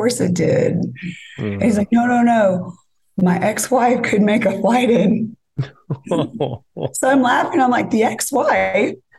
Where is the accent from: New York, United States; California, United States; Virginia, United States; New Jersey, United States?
California, United States; moved away as an adult; now in Nashville, United States; we're both from California